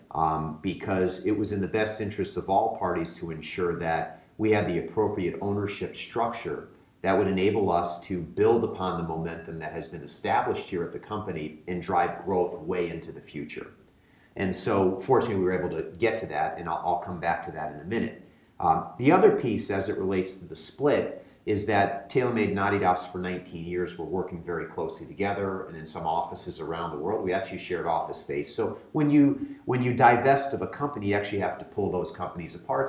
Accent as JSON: {"language": "English", "country": "United States", "tie": "born or raised there", "moved": "yes", "said": "I grew up playing competitive golf back on the East Coast, I'm from the New York, Connecticut area originally."}